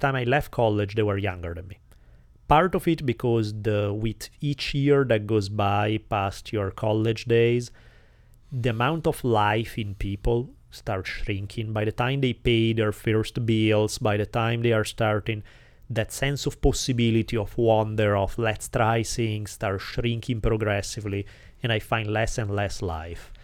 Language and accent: English; Italy; accent: Italian; English is a second language; moved away as an adult; now in United States